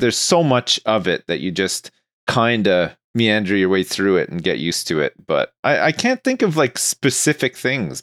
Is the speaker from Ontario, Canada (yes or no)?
yes; Ontario, Canada; moved away as an adult; now in United Kingdom; I grew up in Ontario